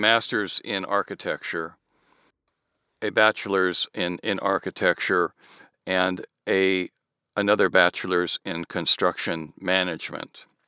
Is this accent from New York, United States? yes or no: no; Southern California, United States; born or raised there; also born or lived in Michigan